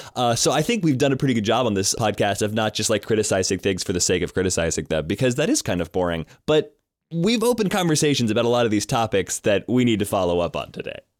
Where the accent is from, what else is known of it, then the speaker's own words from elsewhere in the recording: Colorado, United States; I grew up in Colorado